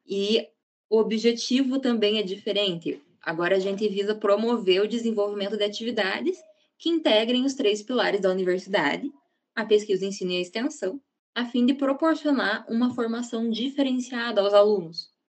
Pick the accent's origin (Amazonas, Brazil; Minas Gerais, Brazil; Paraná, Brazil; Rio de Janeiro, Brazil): Paraná, Brazil; Ponta Grossa; Eu sou daqui de Ponta Grossa mesmo